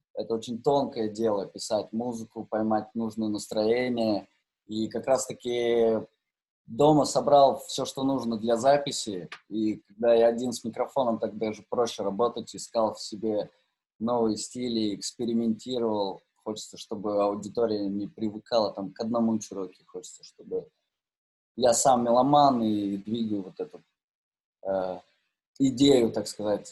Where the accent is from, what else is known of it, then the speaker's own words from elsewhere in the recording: Novosibirsk, Novosibirsk Oblast, Russia; я в свое время играл э, в суперкрутом баре в Новосибирске, да, я из Новосибирска